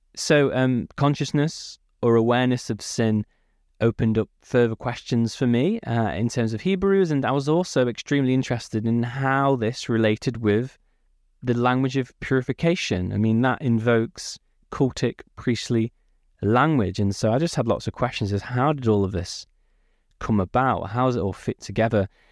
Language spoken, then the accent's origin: English; United Kingdom; I was born not too far from Manchester. I grew up in the Peak District